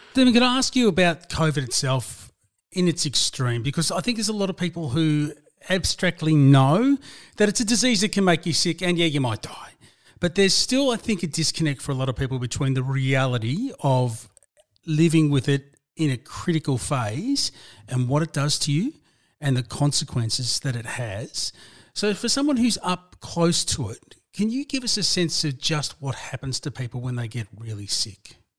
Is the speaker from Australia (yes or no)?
yes; Melbourne, Victoria, Australia; my hometown, my home suburb of Broadmeadows in the city of Hume in Melbourne's northern suburbs